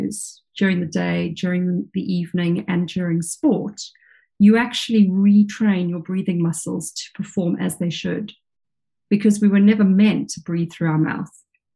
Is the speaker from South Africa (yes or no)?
yes; South Africa; now in England; as a child growing up in South Africa, I was always in the ocean, in the pool, swimming